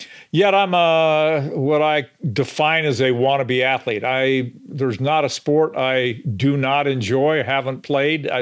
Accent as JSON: {"language": "English", "region": "Idaho", "country": "United States", "tie": "born or raised there", "said": "I grew up in Idaho on a farm"}